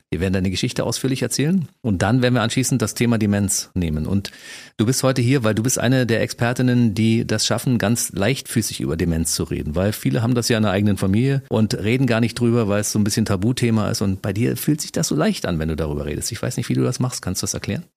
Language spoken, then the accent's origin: German; Berlin, Germany; als Berliner